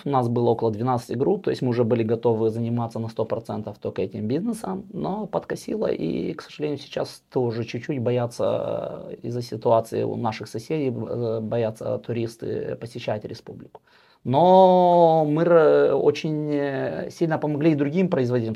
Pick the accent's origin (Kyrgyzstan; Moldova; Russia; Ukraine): Moldova; moved away as an adult; now in Sweden